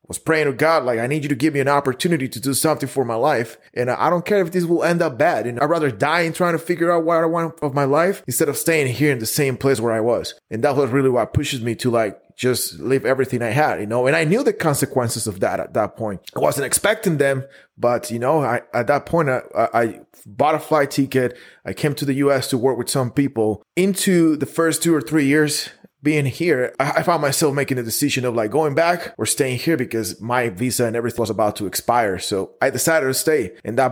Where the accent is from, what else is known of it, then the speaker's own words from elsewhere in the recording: Guatemala; moved away as an adult; now in Dallas, United States; I'm originally from Guatemala. I moved to the United States 7 years ago